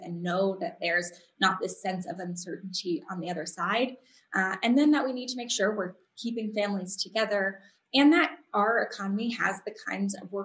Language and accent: English; San Diego, California, United States; when I was growing up in San Diego